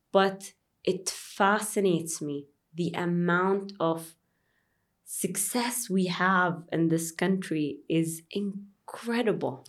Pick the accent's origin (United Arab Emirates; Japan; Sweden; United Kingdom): United Arab Emirates; Dubai; I'm from, uh, Dubai.